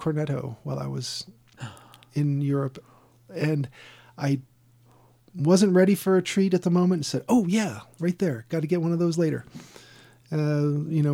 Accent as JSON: {"language": "English", "country": "United States", "said": "I'm American."}